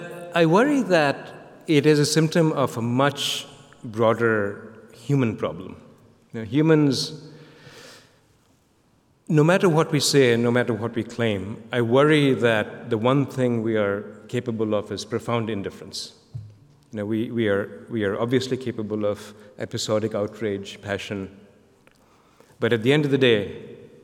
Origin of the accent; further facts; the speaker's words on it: Kolkata, West Bengal, India; moved away as an adult; I came as a kid from Calcutta